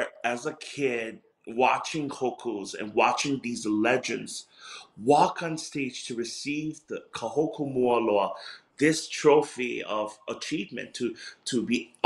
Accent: Hilo, Hawaii, United States; I'm still that kid from Hilo, the homestead, guava trees, rotten guavas, where I threw rotten guavas to my siblings when they irritated me

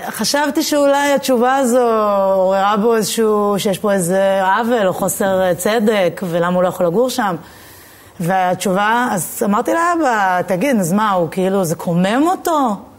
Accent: Jerusalem, Jerusalem District, Israel; moved away as an adult; now in Tel Aviv, Israel; אני, אני מאוד ירושלמית

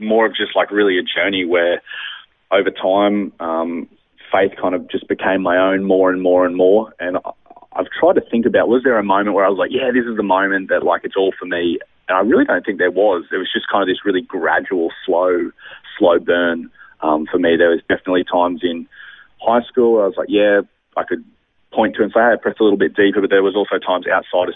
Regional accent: Brisbane, Queensland, Australia; born and raised in Brisbane, actually. Grew up right around the Everton Park region, went to school around Aspley

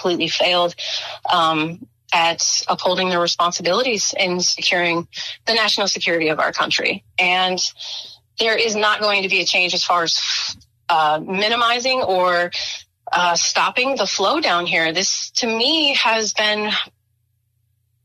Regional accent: Chicago, Illinois, United States; moved away; I'm actually from Chicago. So, I mean, born, raised, grew up in Chicago.

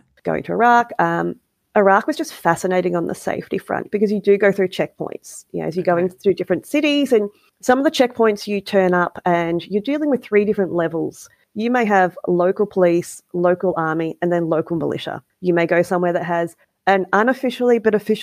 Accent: Australia; as an Australian who travels on an Australian passport

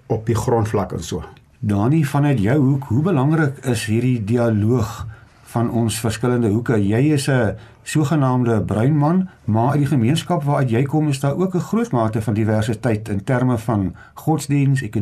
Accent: South Africa

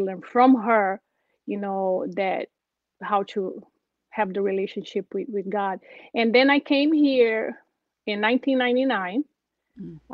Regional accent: Brazil; English is a second language; moved away as an adult; I'm originally from Brazil, and uh, my family, uh, I grew up in a very simple way in the small town

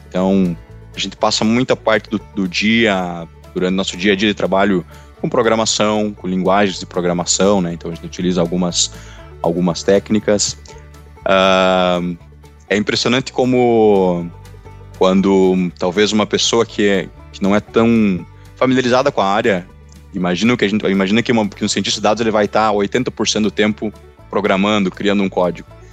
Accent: Não-Me-Toque, Rio Grande do Sul, Brazil; Eu sou natural de Nometoque, Toque, né, no Rio Grande do Sul

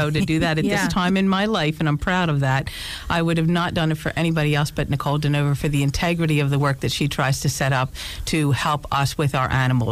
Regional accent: Philadelphia, Pennsylvania, United States; accent: Philly; moved away as an adult; now in Scranton, United States; I'm originally from Philly.

